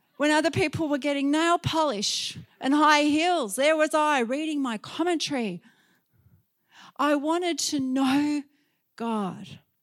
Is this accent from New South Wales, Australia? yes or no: yes; Sydney, New South Wales, Australia; in Sydney, in my hometown